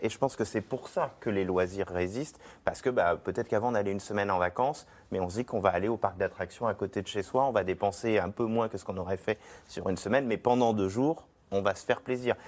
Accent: Nantes, Pays de la Loire, France; je viens de Nantes

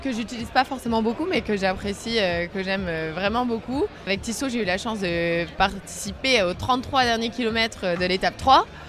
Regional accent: France; on est aussi fiers de montrer ben, au monde la beauté de notre pays

